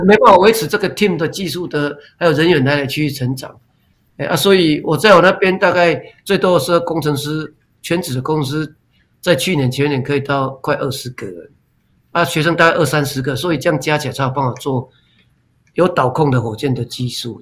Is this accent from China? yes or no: no; Taiwan; accent: Taiwanese Hokkien-influenced Mandarin; first language Taiwanese Hokkien; Chinese is a second language; 台语是我的母语